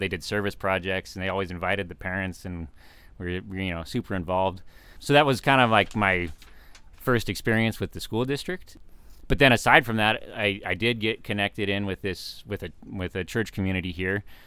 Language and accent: English; Fallbrook, California, United States; also born or lived in San Diego; now in Temecula, United States; I grew up in Fallbrook, so I'm kind of a, consider myself a local